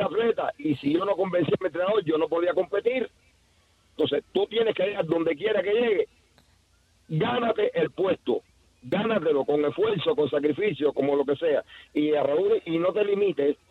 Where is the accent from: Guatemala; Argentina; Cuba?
Cuba; yo soy cubano